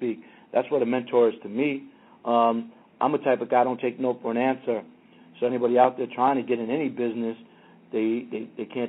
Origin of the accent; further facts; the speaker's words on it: New York City, New York, United States; now in Los Angeles, United States; I grew up in Queens with … and ….